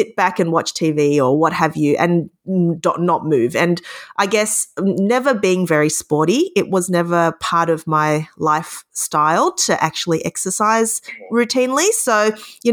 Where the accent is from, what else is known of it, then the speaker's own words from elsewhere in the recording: Victoria, Australia; I was lucky enough to be accepted into my home state university, which is Melbourne University